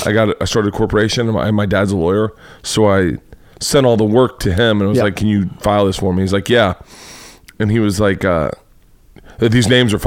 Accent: Orlando, Florida, United States; moved away as an adult; also born or lived in Tampa; now in Los Angeles, United States; like I grew up in Orlando.

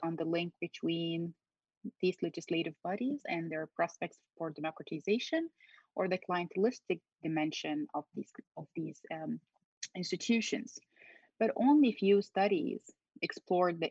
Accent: Egypt; moved away as an adult; also born or lived in Cairo, Egypt / Kuwait / Madison, United States; now in United States; So I was born in Cairo, but I was raised in Kuwait. My parents left Egypt after the 1967 war with Israel, like many Egyptians who left Egypt after the war, we call it Nakba, which is like a disaster. So, but we returned back to Egypt when I was still a child, and I continued to live in the Middle East until early 2000s

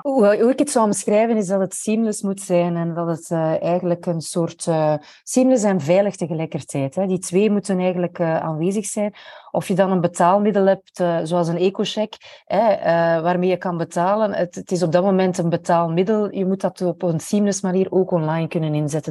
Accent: Belgium; als Belg

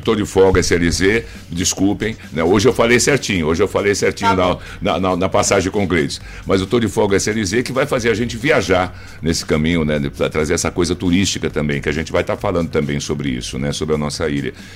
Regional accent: São Paulo, Brazil; also born or lived in Rio de Janeiro; now in Maranhão, Brazil; sou carioca, né? Fui criado em São Paulo

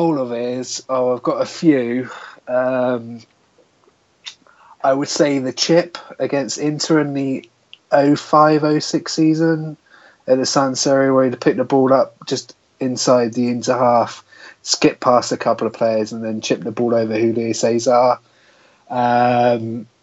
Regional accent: Swindon, South West England, United Kingdom; I'm born and bred in Swindon

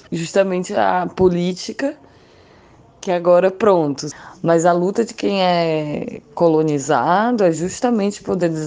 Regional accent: Brazil; Parece que lembra o tempo todo que eu estou no Brasil, que eu sou do Brasil, de um país governado por sequestrado por assassinos.

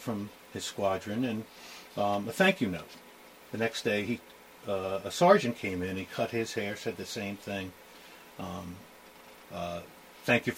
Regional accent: Bayonne, New Jersey, United States; moved away; I grew up in Bayonne, New Jersey

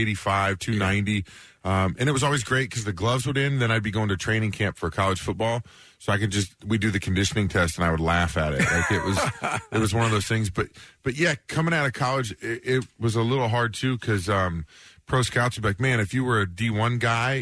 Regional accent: Kansas City, United States; I'm from Kansas City

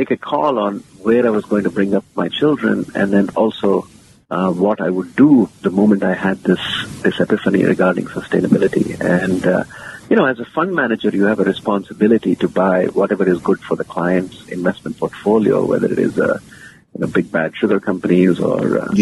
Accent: India; moved away as an adult; also born or lived in United States / London, United Kingdom; born and raised in India, and now I'm back there.

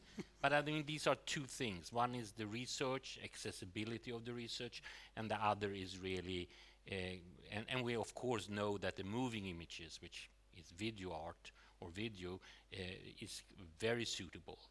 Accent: Sweden; growing up in Sweden in the 70s

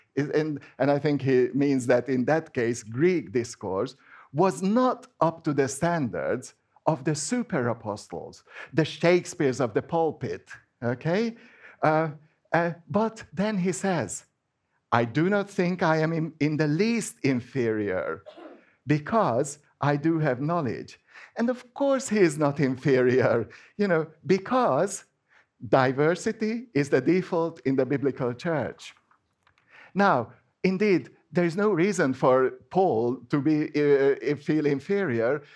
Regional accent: Hungary; first language Hungarian; English is a second language; moved away; I am Hungarian because Hungarian is my first language.

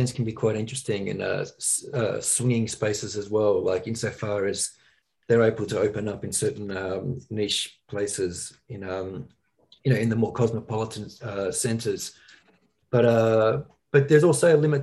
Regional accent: Australia; growing up in Australia

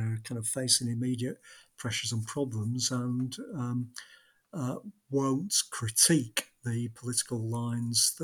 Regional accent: Blackburn, North West England, United Kingdom; my hometown of Blackburn

